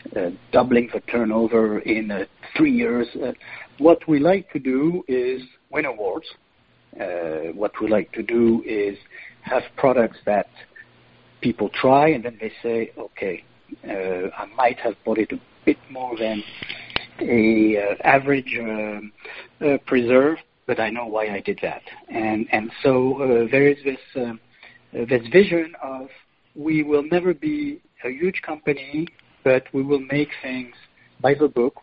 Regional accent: Lourmarin, Provence-Alpes-Côte d'Azur, France; now in Malaysia; I come from Provence, uh, from a little village called Lourmarin, where my family uh, does wine

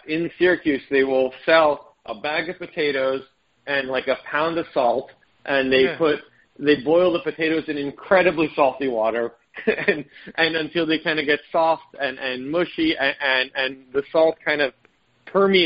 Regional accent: Israel; moved away; I was born in Israel

